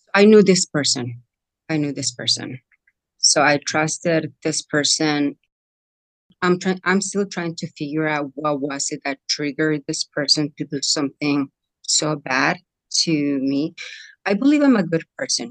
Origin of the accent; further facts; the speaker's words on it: Mexico; moved away; I come from Mexico. I was born in Mexico.